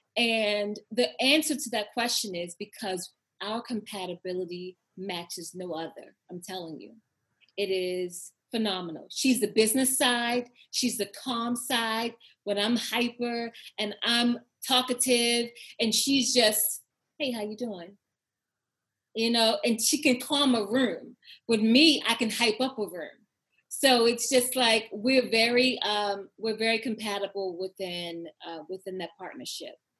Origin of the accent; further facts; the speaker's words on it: Baltimore, Maryland, United States; I am born and raised from Baltimore City